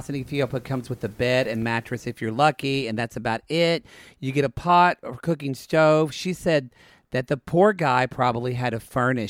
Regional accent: United States; I'm an American.

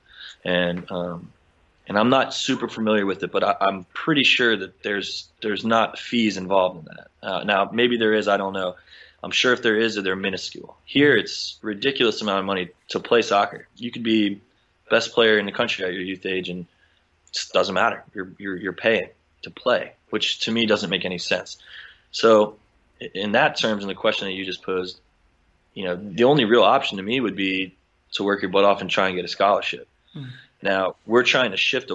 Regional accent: United States

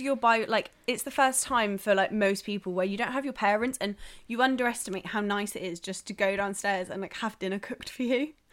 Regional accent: South West England, United Kingdom; moved away; I'm from the southwest

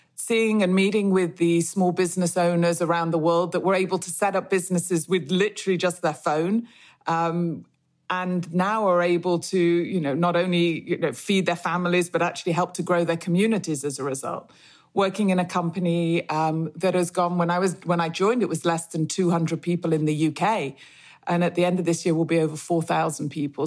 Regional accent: Manchester, North West England, United Kingdom; I grew up in Manchester

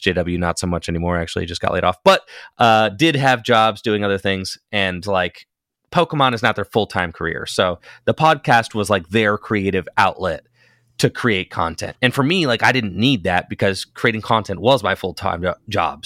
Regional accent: Northeast Ohio, United States; I was a player from Northeast Ohio

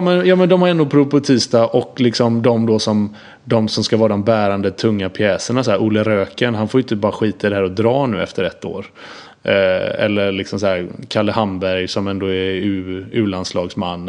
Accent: Gothenburg, Västra Götaland, Sweden; jag är uppvuxen med RIK i Göteborg

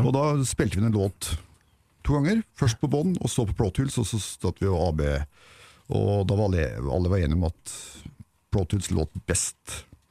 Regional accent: Ål, Buskerud, Norway; moved away; hjemme på Ål for å gjøre siviltjeneste

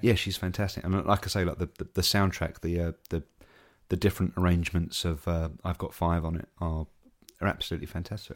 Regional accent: England, United Kingdom; as an Englishman

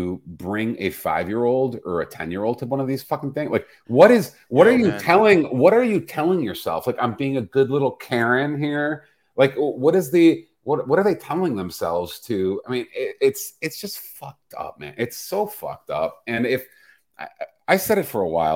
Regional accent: Chicago, Illinois, United States; I grew up in Chicago as a little boy with black athletes on my walls

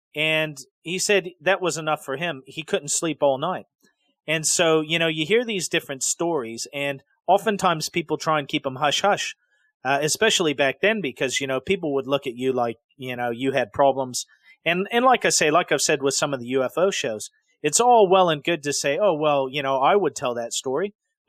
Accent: Decatur, Illinois, United States; So the city of Decatur, when I was growing up in Illinois, you know, was a decent-sized city.

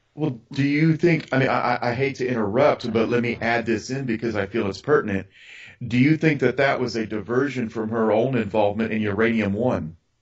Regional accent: Arizona, United States; I'm from Arizona

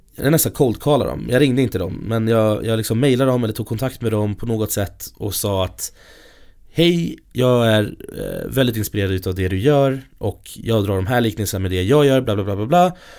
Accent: Stockholm, Stockholm County, Sweden; jag kommer från Stockholm, från ja, här i Stockholm

